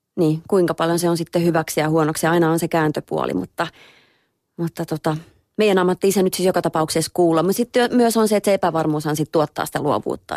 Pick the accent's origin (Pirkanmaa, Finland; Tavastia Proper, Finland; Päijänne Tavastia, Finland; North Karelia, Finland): Päijänne Tavastia, Finland; Lahti; born or raised there